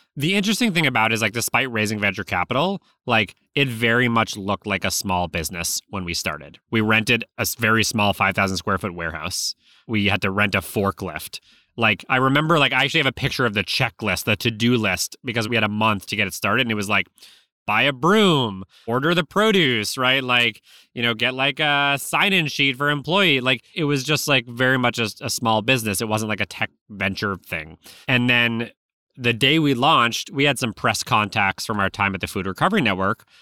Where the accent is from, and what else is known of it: Newton, Massachusetts, United States; born or raised there